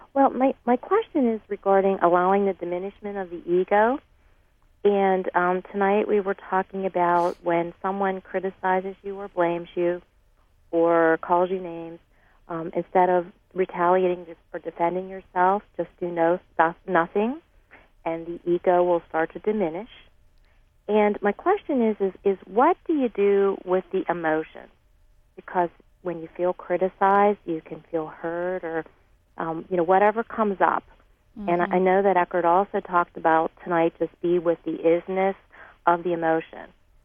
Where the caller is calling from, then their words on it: Pittsburgh, Pennsylvania, United States; I'm calling from Pittsburgh, Pennsylvania.